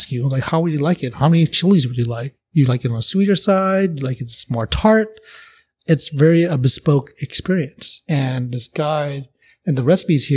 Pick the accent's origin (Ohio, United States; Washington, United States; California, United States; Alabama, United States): California, United States; Oakland; I'm from NorCal